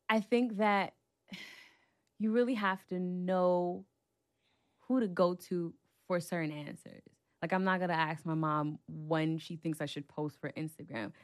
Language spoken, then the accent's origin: English; New York City, New York, United States; I'm from Brooklyn, New York